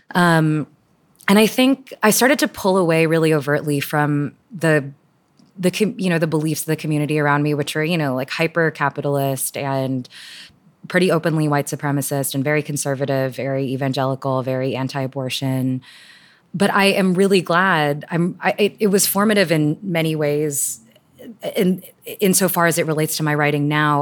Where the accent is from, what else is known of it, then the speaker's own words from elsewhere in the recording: Houston, Texas, United States; also born or lived in Toronto, Canada; I moved from Canada, Toronto to Houston in ninety-four, I think. And I was pretty quickly p, put into this very conservative eja-, evangelical private school